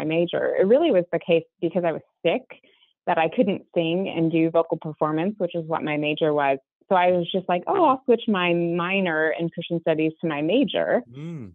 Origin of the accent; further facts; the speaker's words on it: Texas, United States; moved away; I originally grew up in Texas. I'm sure that my accent at some point in this conversation will betray me